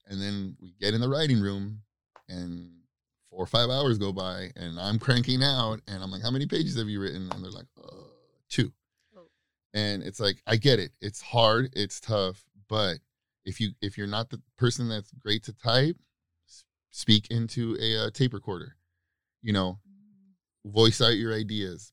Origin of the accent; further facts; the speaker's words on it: Baldwin Park, California, United States; I grew up in Baldwin Park, California, and uh, in the '90s.